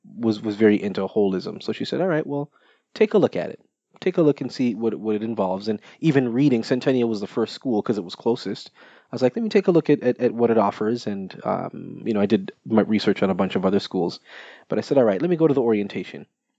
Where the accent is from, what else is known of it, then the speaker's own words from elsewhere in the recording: Jamaica; I am Jamaican.